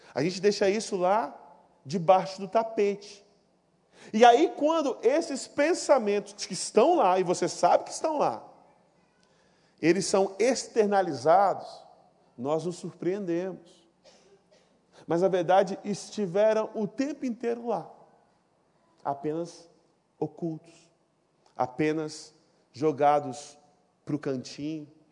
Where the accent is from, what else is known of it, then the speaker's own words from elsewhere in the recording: Ariquemes, Rondônia, Brazil; moved away; eu não sou do Rio, eu sou de Rondônia, vocês sabem disso, Rondônia, o estado mais maravilhoso desse país. Eu sou de uma cidade chamada Ariquemes